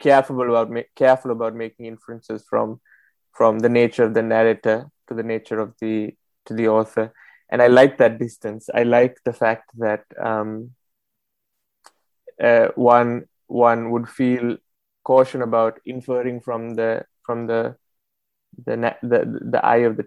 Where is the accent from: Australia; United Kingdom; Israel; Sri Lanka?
Sri Lanka; Colombo, Western Province; now in Paris, France; I grew up in Colombo, in the south, the capital of the country